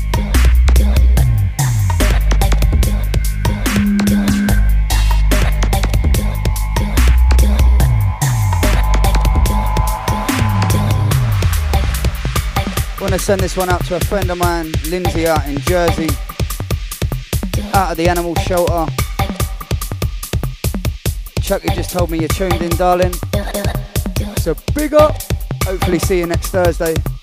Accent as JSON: {"language": "English", "region": "London", "country": "United Kingdom", "said": "I'm from the glorious South East London, bruv. The real South East London"}